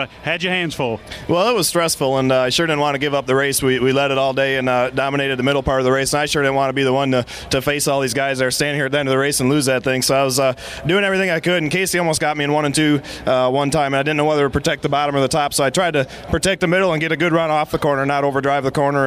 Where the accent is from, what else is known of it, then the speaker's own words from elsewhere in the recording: Concord, North Carolina, United States; growing up in Concord and going to the track